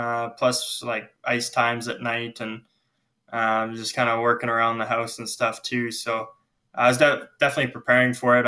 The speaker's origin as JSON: {"language": "English", "town": "Lethbridge", "region": "Alberta", "country": "Canada", "tie": "born or raised there", "said": "I grew up in Lethbridge"}